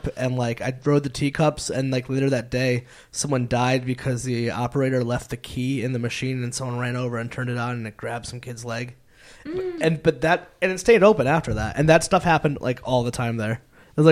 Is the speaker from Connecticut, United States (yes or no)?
yes; Meriden, Connecticut, United States; I grew up in Meriden